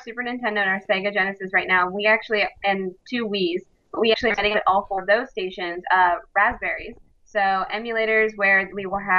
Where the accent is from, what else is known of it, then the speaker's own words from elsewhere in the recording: Florida, United States; I actually have been living here all 25 years of my life